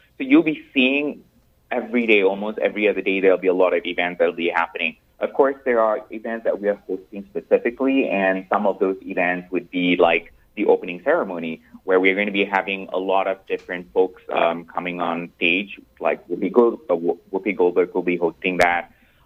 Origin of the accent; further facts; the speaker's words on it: Malaysia; moved away as an adult; now in New York, United States; I'm originally from Malaysia. I've been here in the U.S. for the last 7 years